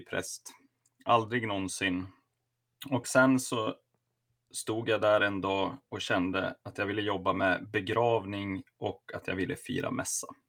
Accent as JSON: {"language": "Swedish", "town": "Sundsvall", "region": "Västernorrland County", "country": "Sweden", "also_born_or_lived": "Luleå", "moved": "yes", "lives_now": "Sigtuna, Sweden", "said": "jag är från Sundsvall."}